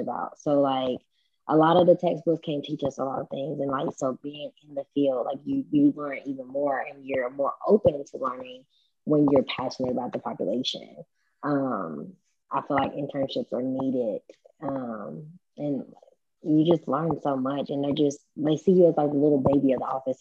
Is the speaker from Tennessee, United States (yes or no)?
yes; West Tennessee, United States; moved away as an adult; So I'm not from the Middle Tennessee area. I'm actually from the West Tennessee area. So I was able to collaborate with my mom back home